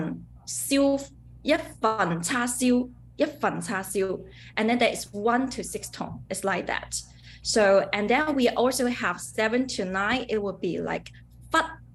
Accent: Foshan, Guangdong, China; now in Guangzhou, China; I'm also from Fasan Huoshan, aka the capital of Chinese Kung Fu

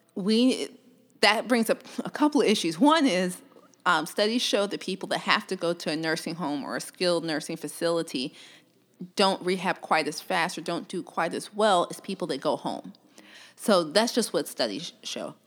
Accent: Columbus, Georgia, United States; also born or lived in Louisiana; I'm originally from Columbus, Georgia

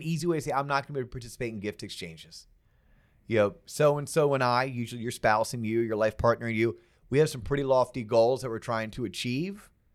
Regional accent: Florida, United States; I'm from Florida

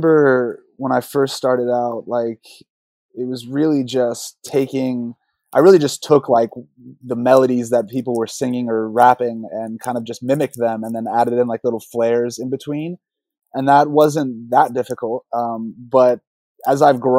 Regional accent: Atlanta, Georgia, United States; that's where I got my love for hip hop and trap, is just growing up in Atlanta

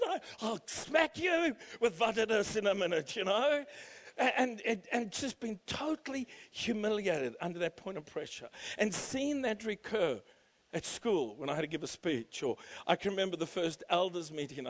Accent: South Africa; now in Canberra, Australia; trying to teach us Afrikaans growing up in South Africa

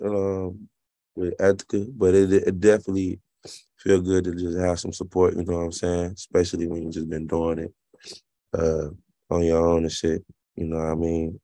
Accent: Alabama, United States; moved away; also born or lived in Kentucky; growing up in Alabama

